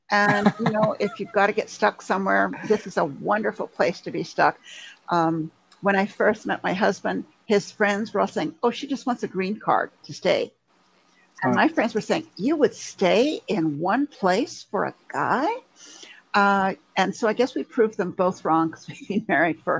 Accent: Montreal, Quebec, Canada; also born or lived in England / Germany; now in United States; Oh yes, um, I was born in England. Okay. I don't sound like it. I know. My family all still still live in England and Scotland. Um, I uh, we moved to Canada when I was little. I lived in Canada in Montreal

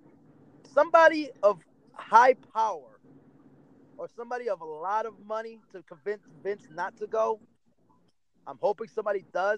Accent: New York, United States; I was born in New York.

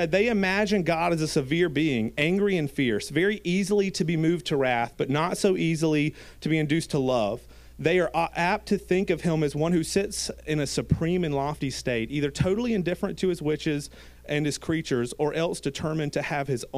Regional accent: Gilbert, South Carolina, United States; I grew up in Gilbert, South Carolina

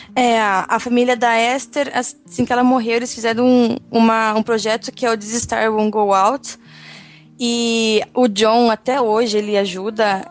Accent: São Paulo, Brazil; eu sou de São Paulo

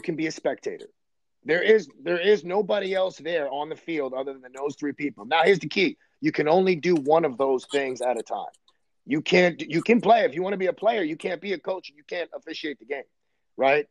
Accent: New York City, New York, United States; I grew up in Brooklyn, New York, and Coney Island in the '80s

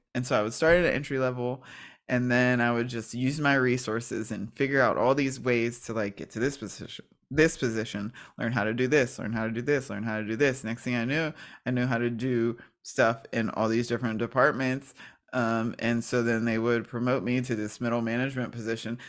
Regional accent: New Kensington, Pennsylvania, United States; I am originally from Pittsburgh, Pennsylvania, and, well, it's a small town called New Kensington

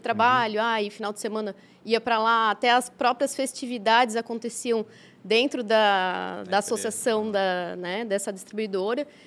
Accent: Blumenau, Santa Catarina, Brazil; also born or lived in China; meus pais somos naturais de Blumenau

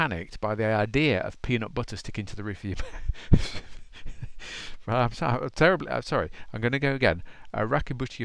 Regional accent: United Kingdom; I am a Brit

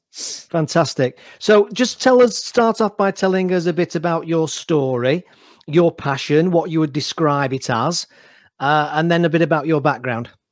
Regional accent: Manchester, North West England, United Kingdom; I'm Mancunian myself, so I'm in Manchester at the moment

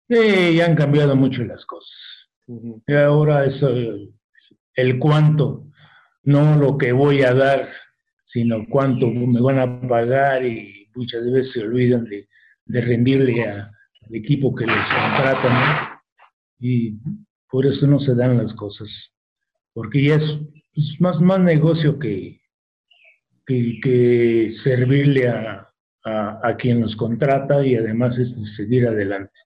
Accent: Numarán, Michoacán, Mexico; moved away; also born or lived in Mexico City; ahí me desarrollé la gran parte de mi vida

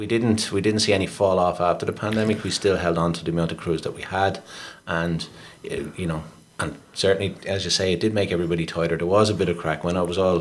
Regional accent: Dublin, Leinster, Ireland; I, I grew up down on the Pigeon House Road.

